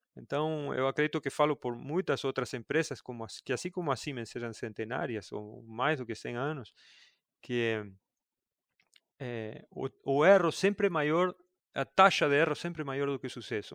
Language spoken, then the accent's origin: Portuguese; Argentina; moved away as an adult; also born or lived in Buenos Aires, Argentina; Eu sou do interior da Argentina e aí fui trabalhar em Buenos Aires